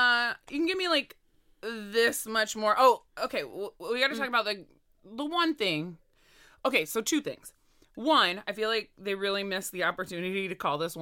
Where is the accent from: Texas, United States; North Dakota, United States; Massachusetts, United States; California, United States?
California, United States; Because I am from California.